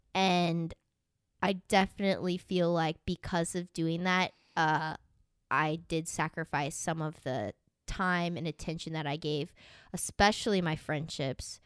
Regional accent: Tornado Alley, United States; moved away; I grew up in Tornado Alley

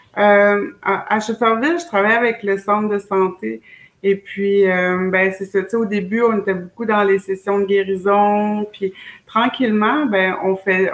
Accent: Wendake, Quebec, Canada; moved away as an adult; also born or lived in Schefferville, Quebec; je viens de chez nous de Chefferville, Mes origines, c'est là. Euh, mais j'ai grandi beaucoup à Wendake

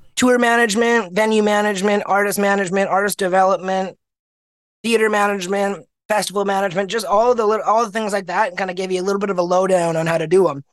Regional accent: Manitoba, Canada; also born or lived in Winnipeg, Manitoba; I was born in Manitoba, a province in Canada, middle of the country, cold as heck. It's uh, I was born at a hospital, St. Boniface in Winnipeg, and lived in a small town, moved out of the city, moved, lived in a small town most of my life

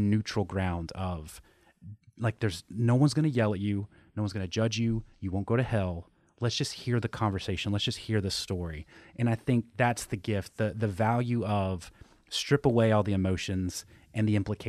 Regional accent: Southeast, United States; so I grew up in the Southeast, Southern Baptist, Christianity, like the whole thing.

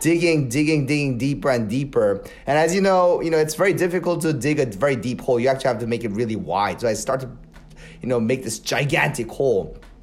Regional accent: Seoul, South Korea; moved away as an adult; also born or lived in Palos Verdes, California, United States / Madison, Wisconsin, United States / Virginia, United States; now in Los Angeles, United States; when I was three years old, our family moved to Seoul, South Korea, and I actually grew up in Korea.

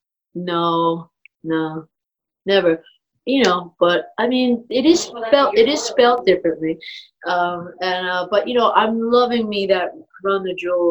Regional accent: New York City, New York, United States; also born or lived in Long Island / Manhattan; I was born in Brooklyn and then was out there and then moved to Manhattan. So I kind of consider Manhattan, Brooklyn, my roots

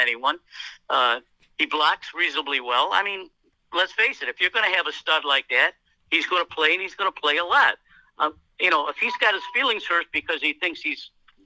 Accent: Milwaukee, Wisconsin, United States; we're from Milwaukee

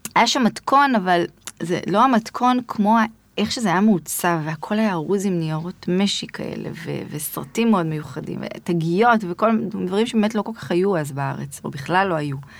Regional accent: Yavne, Central District, Israel; also born or lived in Rishon LeZion; גדלתי ביבנה

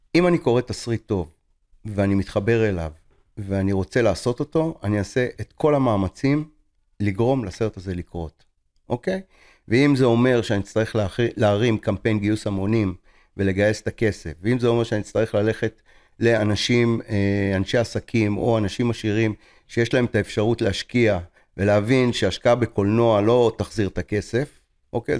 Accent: Tel Aviv, Tel Aviv District, Israel; now in Rishon LeZion, Israel; אני גר בראשון לציון, לא גר בתל אביב, למרות שנולדתי בתל אביב

